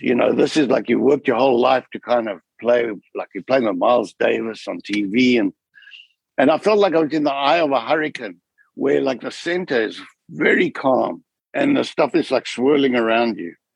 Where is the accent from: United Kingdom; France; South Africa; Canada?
South Africa; moved away; growing up in South Africa